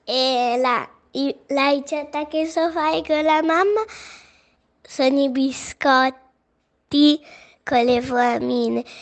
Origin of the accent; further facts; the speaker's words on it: Naples, Campania, Italy; vengo da Napoli.